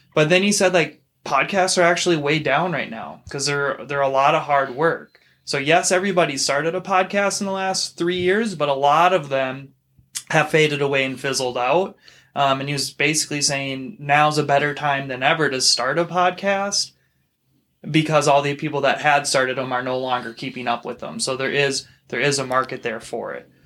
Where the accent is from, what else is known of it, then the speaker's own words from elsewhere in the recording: Minnesota, United States; I'm from Minnesota. I was raised in Minnesota, same with you